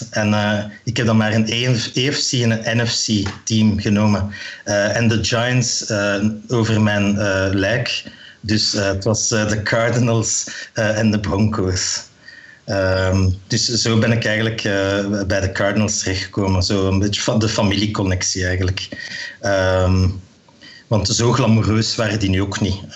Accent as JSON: {"language": "Dutch", "town": "Meissen", "region": "Saxony", "country": "Germany", "said": "ik kom uit Meissen."}